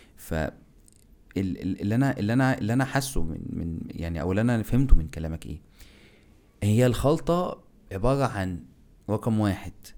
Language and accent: Arabic; Egypt; now in Turkey; عندنا احنا ك ك ك كمصريين